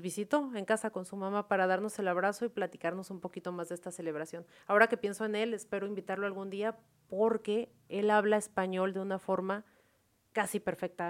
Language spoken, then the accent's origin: Spanish; Mexico; moved away as an adult; now in Vietnam; los que somos de México